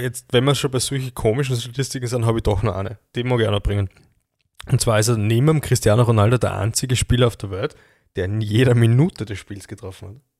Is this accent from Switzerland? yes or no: no; Graz, Styria, Austria; Es gibt schon auch bei uns in Graz Plattenbau